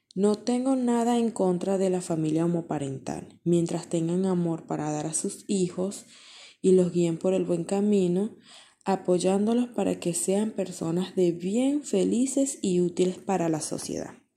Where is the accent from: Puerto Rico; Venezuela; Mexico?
Venezuela; mi país, Venezuela